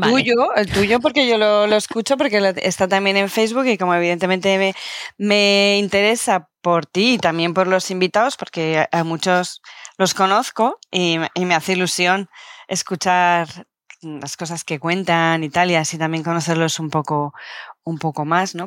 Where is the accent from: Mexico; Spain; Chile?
Spain; Canary Islands